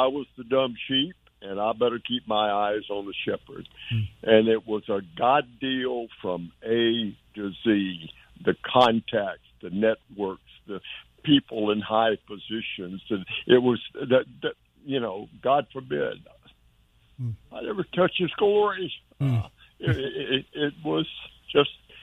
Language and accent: English; Dallas, Texas, United States; I'm from Dallas, Texas